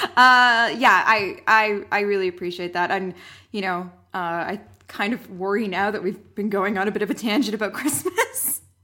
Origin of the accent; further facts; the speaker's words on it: Canada; We are Canadian